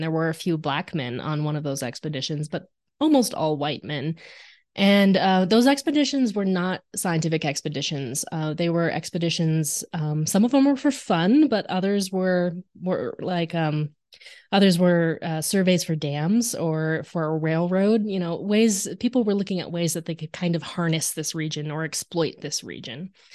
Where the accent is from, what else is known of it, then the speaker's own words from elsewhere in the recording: Arizona, United States; I grew up in Arizona